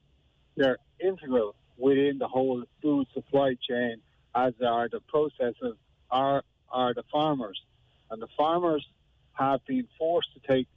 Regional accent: Ireland; we, as Irish farmers

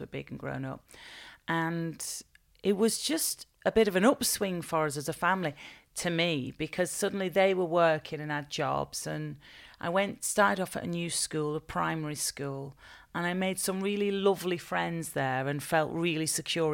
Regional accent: Bolton, North West England, United Kingdom; I was born and raised in in Bolton

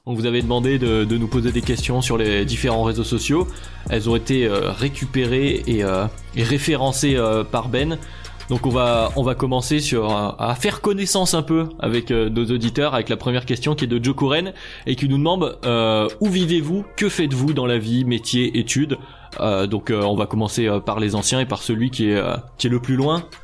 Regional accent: Lyon, Auvergne-Rhône-Alpes, France; now in Annecy, France; je vis actuellement à Annecy. Euh, je suis de Lyon à la base

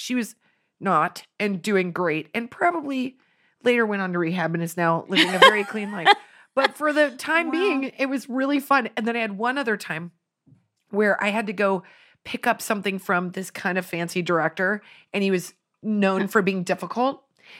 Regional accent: Finland; You know, I'm from Finland. I'm celebrating this day.

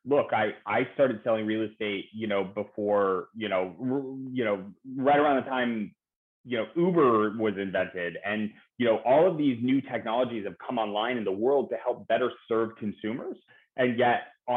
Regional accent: San Francisco Bay Area, California, United States; now in Los Angeles, United States; I grew up in the San Francisco Bay Area

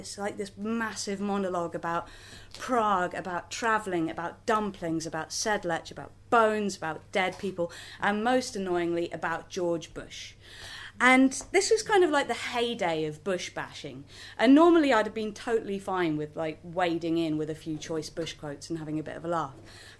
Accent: Belgium; I grew up in Belgium, so putting on a Flemish accent and talking about Brussels is fine.

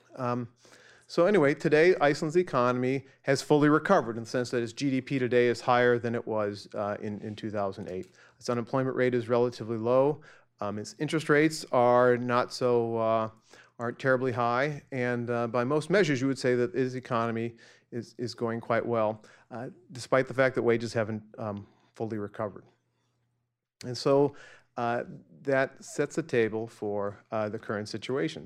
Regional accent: Central Illinois, United States; born or raised there; moved away

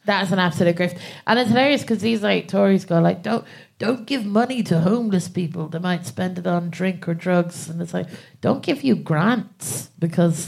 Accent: Ireland; moved away as an adult; now in England, United Kingdom; I'm from Ireland and I moved to England about I'd say about four years

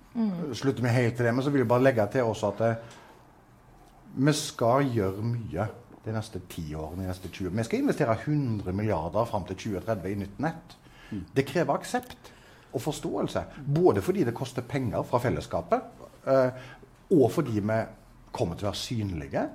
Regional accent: Southwestern Norway, Norway; Jeg vokste opp på Sør-Vestlandet

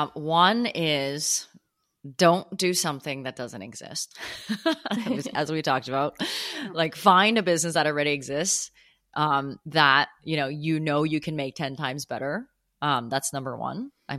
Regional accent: Canada; also born or lived in United States / Hong Kong; now in New York, United States; Born in the US, grew up in Hong Kong and Canada, and then moved to New York some years ago. So kind of everywhere. But home is like, I would consider Canada home.

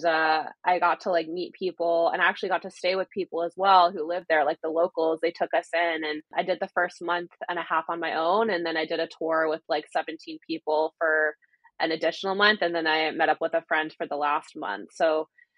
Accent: Canada; being a Canadian

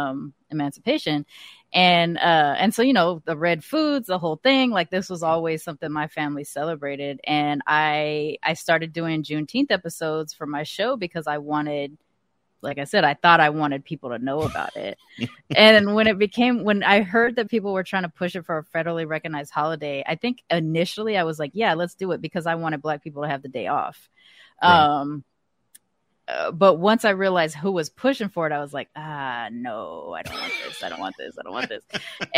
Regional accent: California, United States; I was one of the few kids growing up in California that like knew about it.

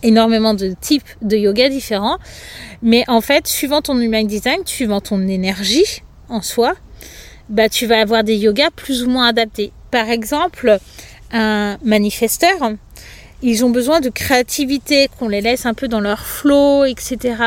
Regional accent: Angers, Pays de la Loire, France; moved away; also born or lived in Lyon; j'ai quitté Lyon pour aller dans ma région natale, donc à côté d'Angers

